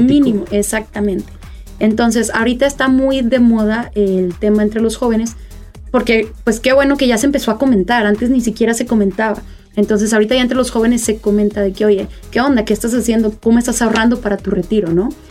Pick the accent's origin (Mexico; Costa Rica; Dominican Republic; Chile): Mexico; somos el futuro de México